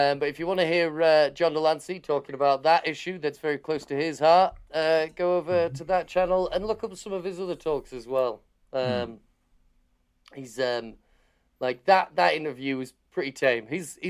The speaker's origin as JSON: {"language": "English", "town": "Harrogate", "region": "Yorkshire and the Humber", "country": "United Kingdom", "tie": "born or raised there", "lives_now": "Leeds, United Kingdom", "said": "It was in my hometown of Harrogate. It used to be here in Leeds, where I live now."}